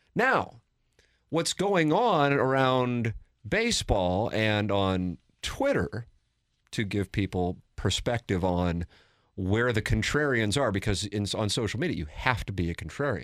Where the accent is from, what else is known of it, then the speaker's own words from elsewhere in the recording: St. Louis, Missouri, United States; here in my hometown of Saint Louis